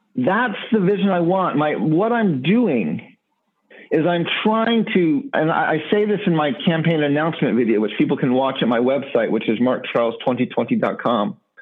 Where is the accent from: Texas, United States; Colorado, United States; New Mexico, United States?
New Mexico, United States; Gallup; I grew up in the near the Navajo Nation in a border town known as Gallup, New Mexico